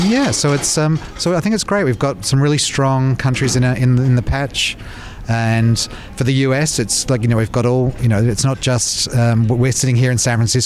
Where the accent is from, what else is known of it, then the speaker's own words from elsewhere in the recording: Australia; moved away; also born or lived in England; I was born in England, but I grew up in Australia